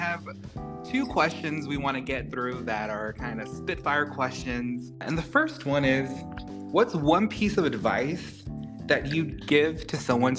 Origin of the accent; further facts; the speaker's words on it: South Texas, United States; Growing up in South Texas, a first generation kid from the border, going to UT Austin